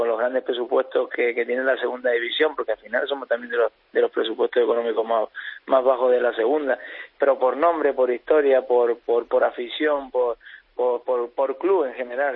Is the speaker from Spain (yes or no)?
yes; Tenerife, Canary Islands, Spain; la gente que somos de Tenerife